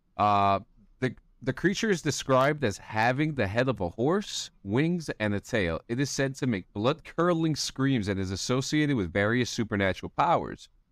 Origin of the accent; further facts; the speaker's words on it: New Jersey, United States; I'm from New Jersey.